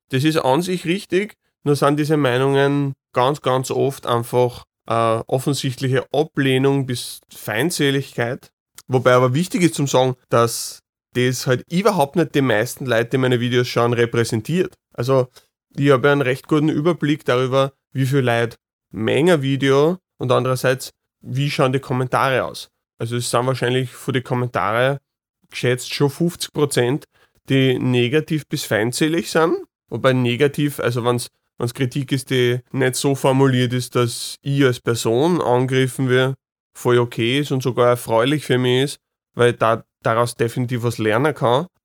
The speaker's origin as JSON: {"language": "German", "region": "Vienna", "country": "Austria", "said": "Also oft genug, wenn ich sage, ich komme aus Wien, kommen mir direkt da irgendwelche ja, negativen Vorurteile oder, oder persönliche Wertungen entgegen"}